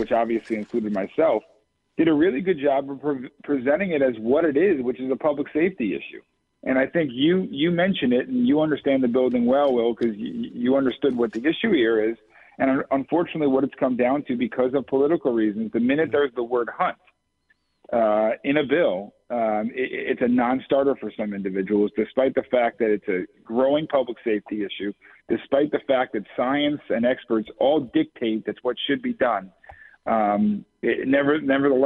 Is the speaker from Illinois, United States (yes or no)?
no; Brookfield, Connecticut, United States; I live in Brookfield, which is the southern end of the 30th District. Lived there nearly my entire life